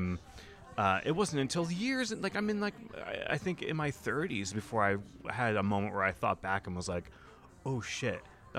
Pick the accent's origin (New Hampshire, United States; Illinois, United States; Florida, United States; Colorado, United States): New Hampshire, United States; When I grew up in New Hampshire, very white, like Texas is very white.